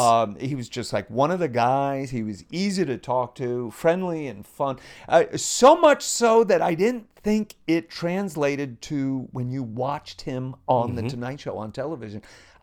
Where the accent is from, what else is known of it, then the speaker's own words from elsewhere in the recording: Northport, New York, United States; So, I born and raised on Long Island. After 3 years, we moved to a little village called Northport on Long Island. It's on the north shore of the island, just mm-hmm. over the county line in Suffolk.